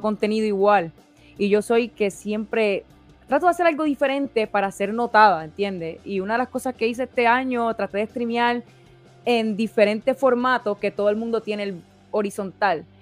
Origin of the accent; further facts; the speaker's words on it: Puerto Rico; now in United States; soy de Puerto Rico, nací, me crié en Puerto Rico, pero llevo tantos años en Estados Unidos